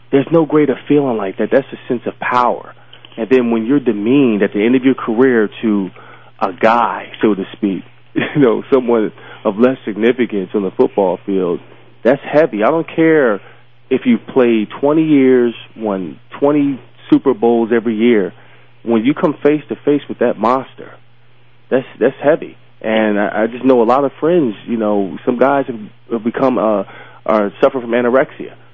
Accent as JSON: {"language": "English", "town": "Philadelphia", "region": "Pennsylvania", "country": "United States", "tie": "born or raised there", "said": "I grew up in Southwest Philly. I grew up in Philadelphia"}